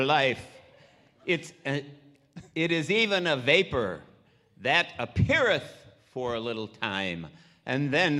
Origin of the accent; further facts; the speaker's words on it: Cleveland, Ohio, United States; I'm from Cleveland, Ohio.